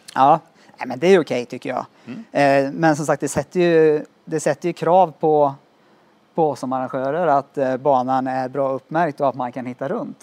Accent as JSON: {"language": "Swedish", "town": "Skövde", "region": "Västra Götaland", "country": "Sweden", "said": "Jag är från Skövde som sagt och spelat fotboll där i många år"}